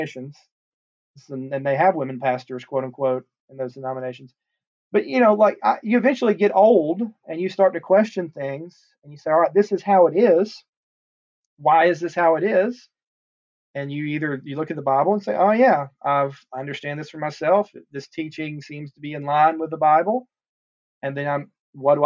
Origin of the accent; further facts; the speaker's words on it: Chattanooga, Tennessee, United States; now in Cartersville, Georgia, United States; So I'm from Chattanooga, Tennessee. I grew up going to a church called Woodland Park Baptist Church